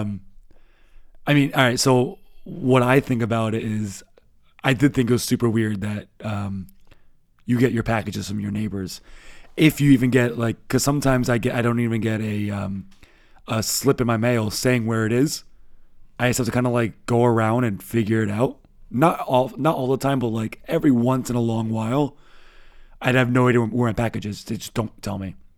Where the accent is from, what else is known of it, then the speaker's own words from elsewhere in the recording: United States; now in Berlin, Germany; we are American